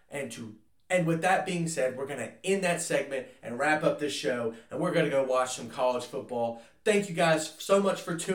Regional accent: the South, United States; since I'm from the South

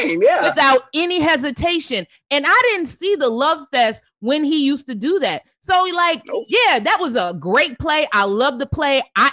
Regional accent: Columbia, South Carolina, United States; moved away; I grew up in Columbia

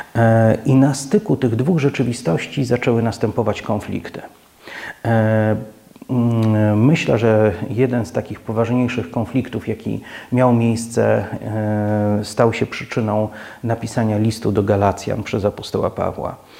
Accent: Poland

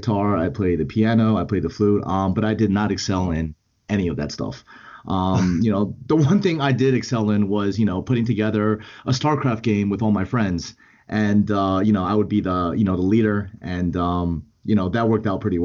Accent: Edison, New Jersey, United States; I grew up in Edison, New Jersey, in central New Jersey, very close to Rutgers University

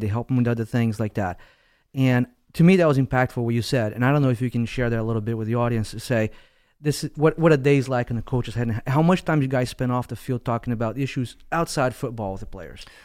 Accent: Westport, Connecticut, United States; this is my town, this is my hometown

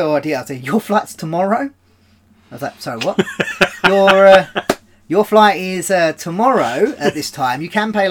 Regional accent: Brentwood, East of England, United Kingdom; also born or lived in Bedford; I was born in Brentwood. I lived very briefly in Bedford.

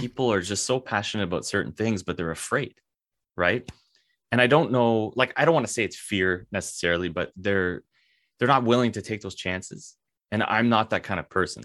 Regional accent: Canada; as a Canadian

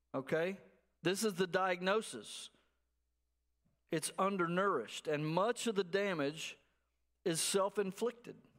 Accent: Abilene, Texas, United States; moved away; I'm from Abilene, out in West Texas

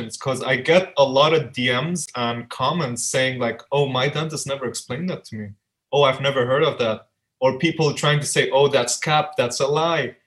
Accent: Dubai, United Arab Emirates; also born or lived in Albuquerque, New Mexico, United States / Afghanistan; my family moved down here in Dubai, where I was raised.

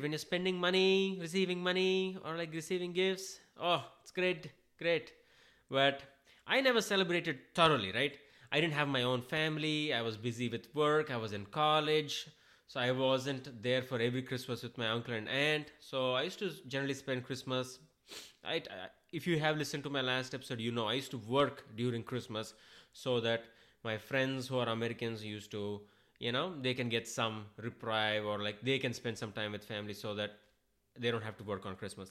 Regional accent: India; now in United States; I'm an Indian. I'm an immigrant.

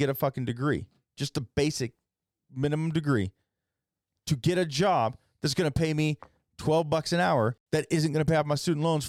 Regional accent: Wendell, Idaho, United States; moved away; Me growing up in Wendell, Idaho, I didn't know anybody when I came here.

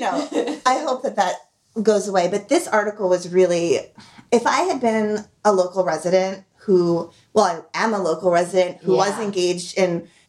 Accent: New York, United States; now in Cornwall, United States; I grew up always as a New York, quote unquote, New Yorker kid.

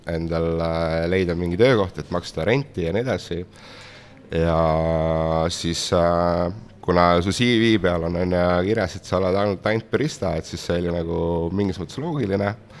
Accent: Estonia; moved away as an adult; also born or lived in London; ise oleme ikkagi eestlased

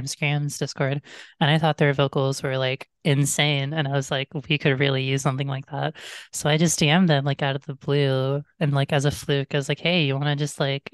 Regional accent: Toronto, Ontario, Canada; I am from Toronto, Ontario.

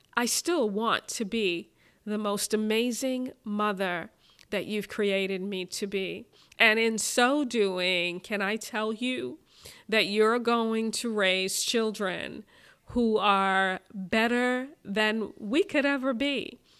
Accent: Brooklyn, New York, United States; growing up in Brooklyn in the seventies and in the eighties

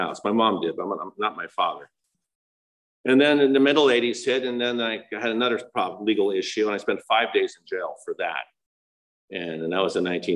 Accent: El Monte, California, United States; I was born in El Monte, California

